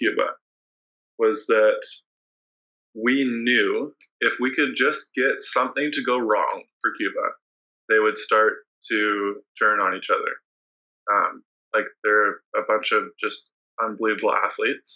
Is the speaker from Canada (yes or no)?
yes; BC, British Columbia, Canada; in my hometown area